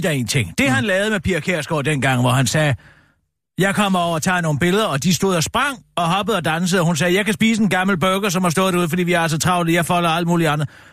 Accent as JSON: {"language": "Danish", "town": "Søften", "region": "Central Denmark Region", "country": "Denmark", "said": "Søften, hvor jeg kommer fra"}